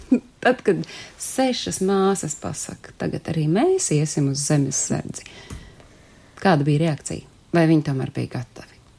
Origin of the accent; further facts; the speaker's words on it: Latvia; man nav iemesla nemīlēt manu dzimteni